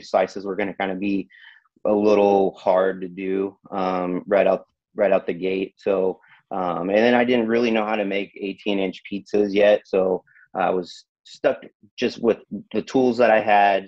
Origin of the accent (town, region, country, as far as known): Tracy, California, United States; born or raised there